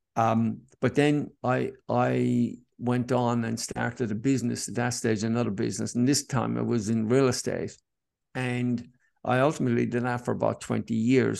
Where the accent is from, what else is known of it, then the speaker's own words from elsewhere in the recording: Cork, Munster, Ireland; now in Sydney, Australia; growing up in Ireland and in Cork